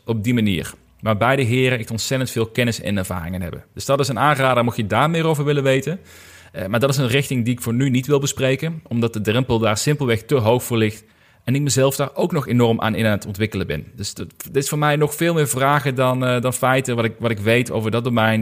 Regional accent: Limburg, Netherlands; bij VDL Netcar, bij ons in Limburg

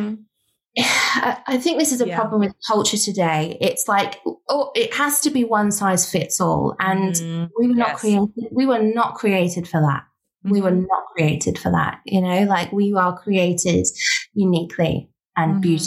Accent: United Kingdom; We're British

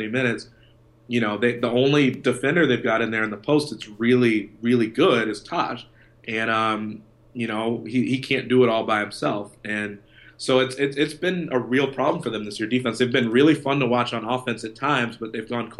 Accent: Chicago, Illinois, United States; being from Chicago

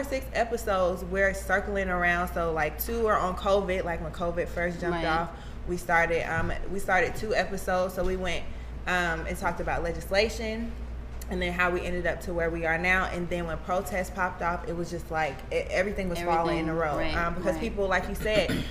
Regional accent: Stone Mountain, Georgia, United States; also born or lived in New Orleans, Louisiana; I'm originally from New Orleans, but I grew up in Stone Mountain.

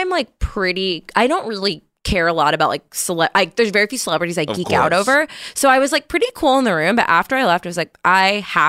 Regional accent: East Coast, United States; I love New York so much. I still prefer it in many ways. I'm from the East Coast.

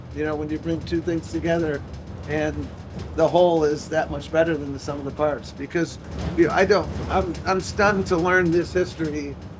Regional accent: Buffalo, New York, United States; moved away; I grew up in Buffalo, New York

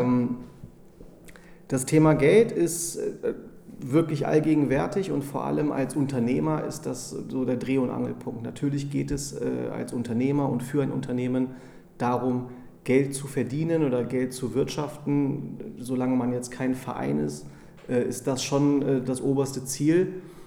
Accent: Braunschweig, Lower Saxony, Germany; also born or lived in California; now in Hamburg, Germany; bin äh, gebürtiger Braunschweiger

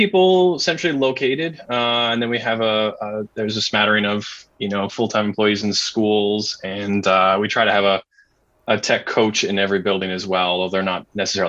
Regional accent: Boston, Massachusetts, United States; Every time I travel somewhere and I say I'm from Boston

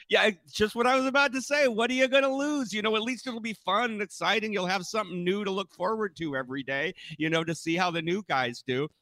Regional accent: Northern California, United States; I was born and raised in Northern California

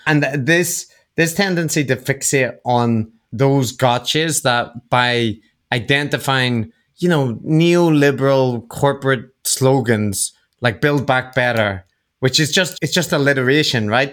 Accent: Northern Ireland, United Kingdom; growing up in Northern Ireland

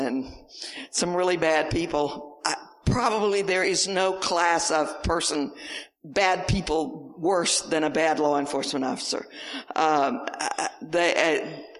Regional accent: the South, United States; accent: Southern; I came from the South

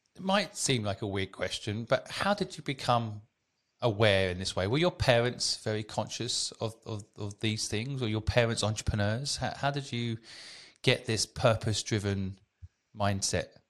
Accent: England, United Kingdom; as a kid growing up in England

